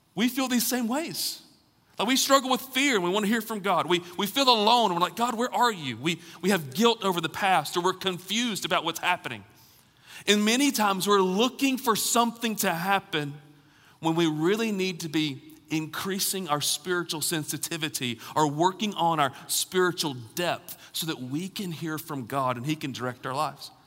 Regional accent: Alabama, United States; also born or lived in Raleigh, North Carolina; now in Knoxville, United States; I grew up in Alabama

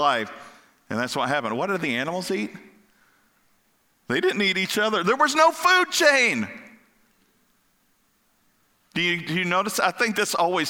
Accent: Kentucky, United States; also born or lived in Florida / Ohio; now in Pennsylvania, United States; growing up in Kentucky

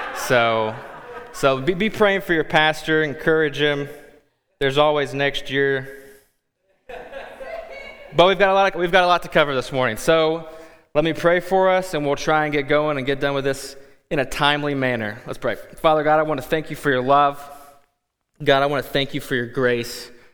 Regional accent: Kentucky, United States; moved away as an adult; also born or lived in Texas / Quad Cities; now in Davenport, United States; we are originally from Kentucky, and then by way of Kentucky to Texas to the Quad Cities

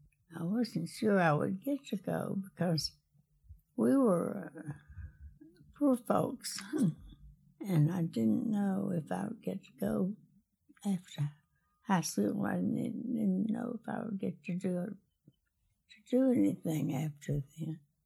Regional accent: Tuscumbia, Alabama, United States; I grew up in Alabama, in near Tuscumbia, Alabama

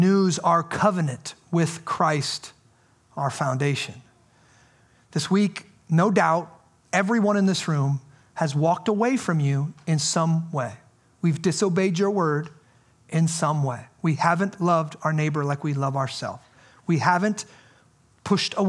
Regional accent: United States; I'm an American. I'm proud to be an American

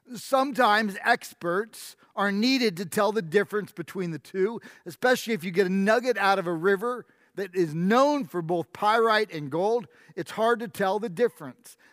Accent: New York, United States; moved away; I grew up in New York

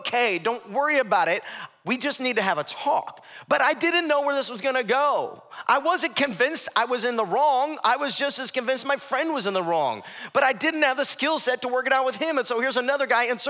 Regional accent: Ohio, United States; moved away; My wife, my mom, we're from Ohio

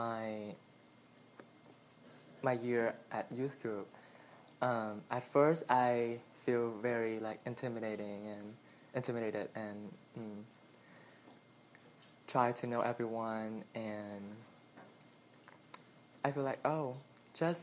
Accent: Vietnam; moved away; I'm from Vietnam

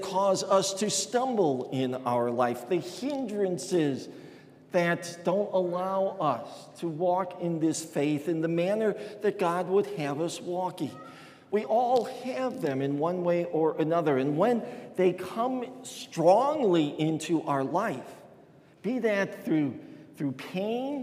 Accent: Chicago, Illinois, United States; growing up in Chicago

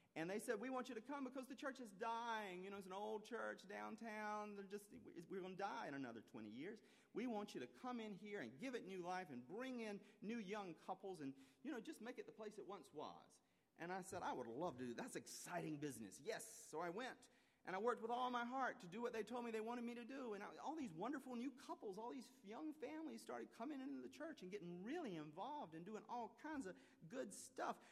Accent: South Carolina, United States; moved away; I was born and raised in South Carolina

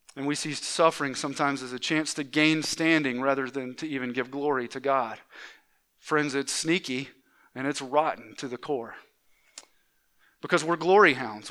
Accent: Atlanta, Georgia, United States; moved away; i grew up in the Atlanta area uh, in, in Georgia

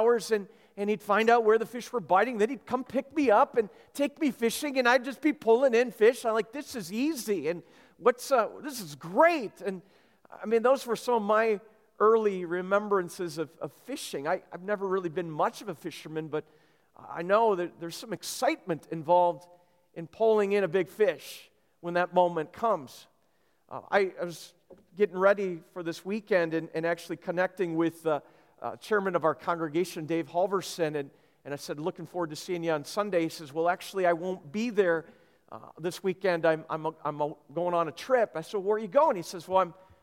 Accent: Minnesota, United States; I grew up in Minnesota

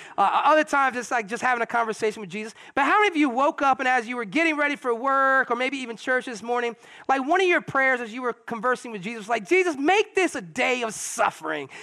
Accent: United States

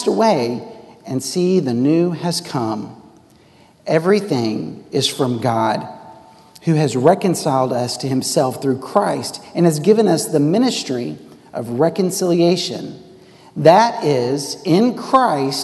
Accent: Texas, United States; also born or lived in Worcester, England; I came green from Texas, and I went to Worcester, England

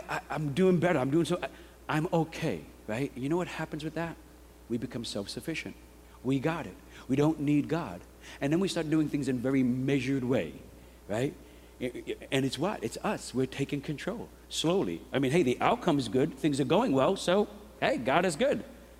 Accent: New York, United States; I'm a New Yorker

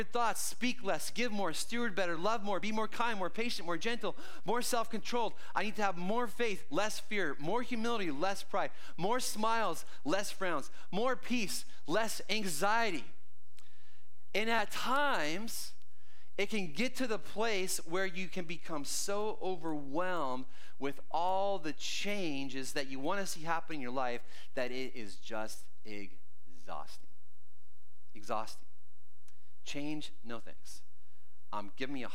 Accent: Canada; moved away; I grew up in Canada, for those of you who don't know, and so every young Canadian kid is signed up at some point to play ice hockey

